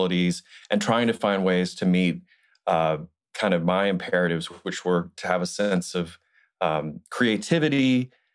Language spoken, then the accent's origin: English; Montgomery, Alabama, United States; I grew up in Alabama. I grew up in Montgomery, Alabama.